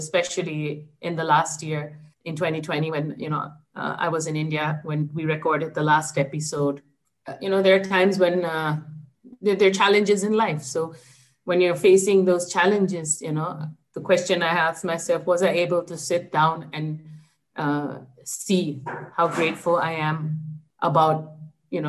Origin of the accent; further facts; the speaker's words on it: Japan; I was born and brought up in Japan